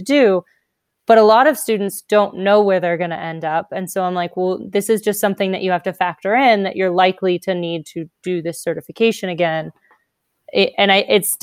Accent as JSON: {"language": "English", "region": "California", "country": "United States", "also_born_or_lived": "Mississippi", "moved": "as an adult", "said": "I was from California"}